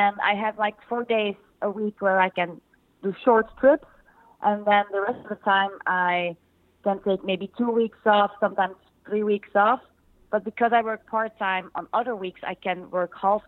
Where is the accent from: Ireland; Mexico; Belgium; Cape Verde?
Belgium; I'm from Belgium